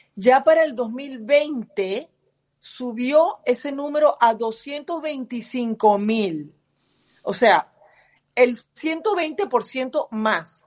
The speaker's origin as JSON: {"language": "Spanish", "country": "Venezuela", "moved": "yes", "lives_now": "United States", "said": "somos todos venezolanos"}